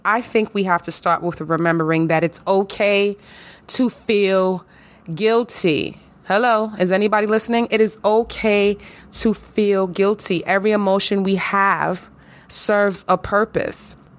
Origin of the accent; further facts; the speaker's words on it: New York, United States; I'm a New Yorker, honey. You already know. New York in the house, New York, born and raised.